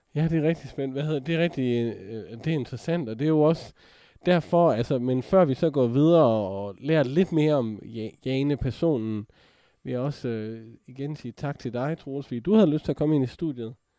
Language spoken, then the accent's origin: Danish; Jutland, Denmark; accent: Jutlandic; jeg er jo fra Jylland